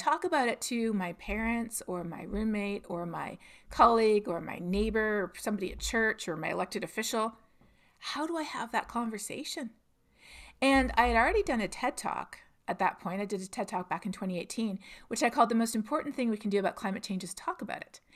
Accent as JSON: {"language": "English", "town": "Toronto", "region": "Ontario", "country": "Canada", "tie": "born or raised there", "moved": "as an adult", "said": "I'm from Toronto"}